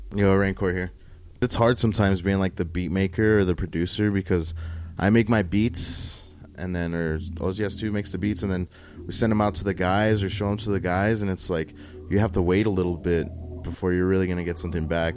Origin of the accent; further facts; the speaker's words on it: El Paso, Texas, United States; growing up in Central